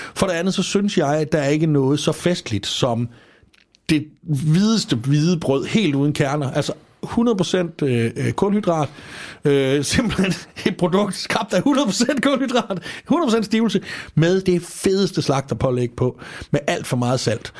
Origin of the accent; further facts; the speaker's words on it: Als, Southern Denmark, Denmark; jeg er fra Als, og dernede, der er vi øh, glade for